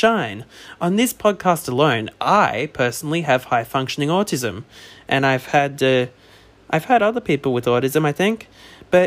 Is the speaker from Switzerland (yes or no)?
no; Australia; I'm Australian